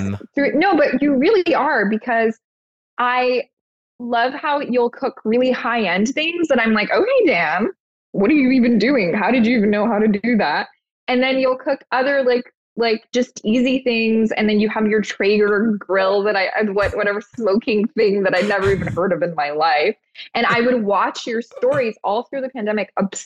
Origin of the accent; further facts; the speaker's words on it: Toronto, Ontario, Canada; I grew up in Toronto